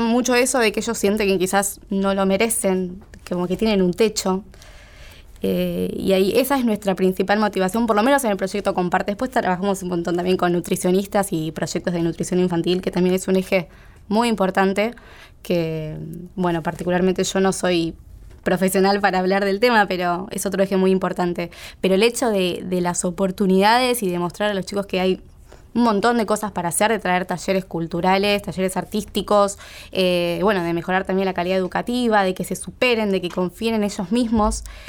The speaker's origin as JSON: {"language": "Spanish", "region": "Buenos Aires", "country": "Argentina", "tie": "born or raised there", "said": "yo me crié acá en Buenos Aires, una familia normal de clase media, de colegio"}